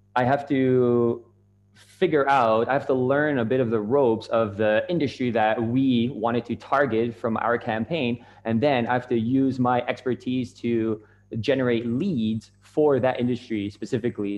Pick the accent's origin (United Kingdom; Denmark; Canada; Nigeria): Canada; moved away as an adult; also born or lived in Japan; I'm from Canada, and uh, I was living in Japan at the time